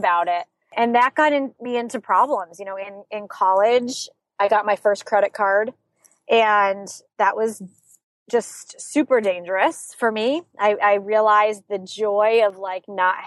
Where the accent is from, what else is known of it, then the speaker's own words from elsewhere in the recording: Saratoga Springs, New York, United States; I grew up in Saratoga Springs, New York